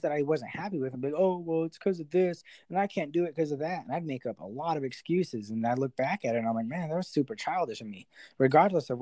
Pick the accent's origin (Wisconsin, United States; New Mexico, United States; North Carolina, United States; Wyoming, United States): New Mexico, United States; also born or lived in Houston; I moved back home to New Mexico, where I'm from